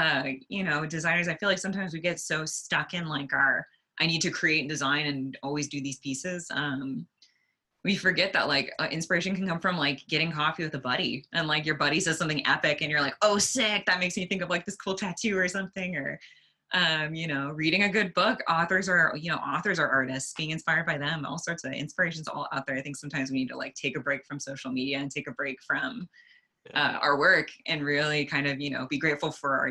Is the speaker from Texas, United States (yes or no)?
no; Sacramento, California, United States; I'm in Sacramento and this is also my hometown